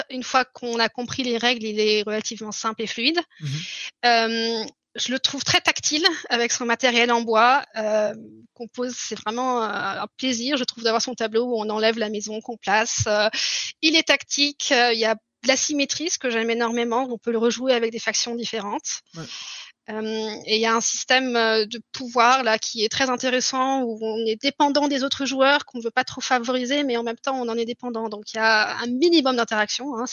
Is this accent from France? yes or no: no; Germany; on est allemand, on se maintient aux règles.